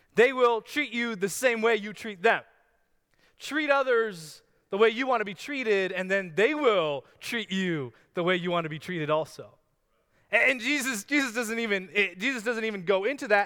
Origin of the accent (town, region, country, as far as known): Canada